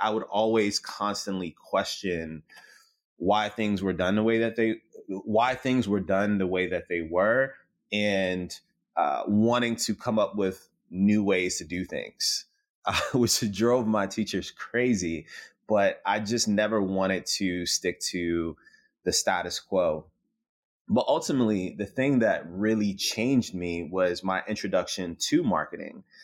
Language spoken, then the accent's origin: English; Richmond, Virginia, United States; growing up in South Side of Richmond